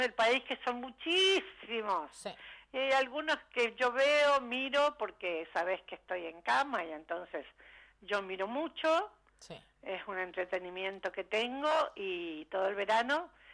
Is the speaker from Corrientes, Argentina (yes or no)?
yes; Corrientes, Argentina; moved away